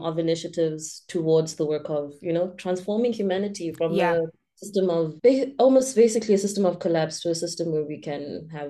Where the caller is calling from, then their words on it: Cape Town, Western Cape, South Africa; I'm joining you from Cape Town, South Africa.